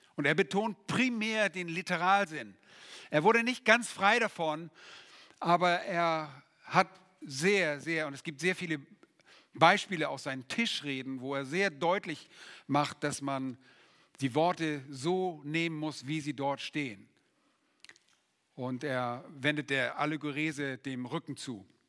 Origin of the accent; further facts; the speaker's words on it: Germany; bei uns in Deutschland